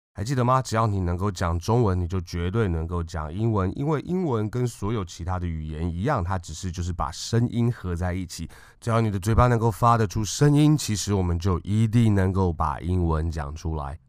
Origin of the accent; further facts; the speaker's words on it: Taiwan; 台湾我们从小出生出长，在这个教育体系里面学过英文的人